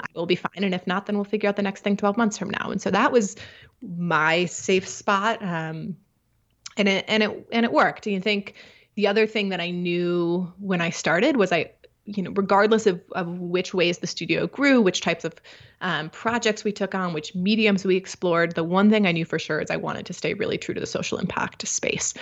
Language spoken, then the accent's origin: English; Midwest, United States; I grew up in the Midwest